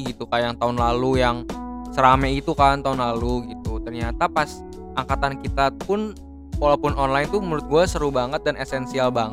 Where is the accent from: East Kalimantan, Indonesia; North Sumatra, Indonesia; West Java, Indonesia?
West Java, Indonesia; Bogor; karena gue dari apa kita dari Bogor juga